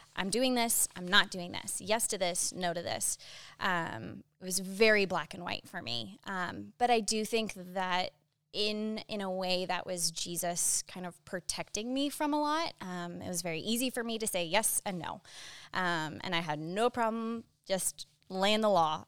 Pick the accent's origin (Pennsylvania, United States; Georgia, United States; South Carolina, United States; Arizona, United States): Arizona, United States; Phoenix; also born or lived in Boston; I was born in Boston, but grew up in Phoenix, Arizona